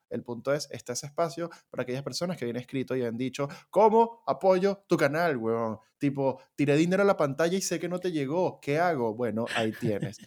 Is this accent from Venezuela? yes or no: yes; Venezuela; como somos un par de venecos que venimos de la tierra de Simón Bolívar